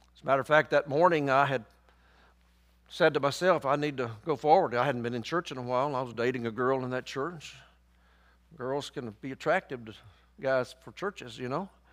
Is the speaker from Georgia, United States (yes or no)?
no; Somerville, Tennessee, United States; I grew up right outside of Memphis, Tennessee. I grew up down in Fayette County. I went to school in Somerville.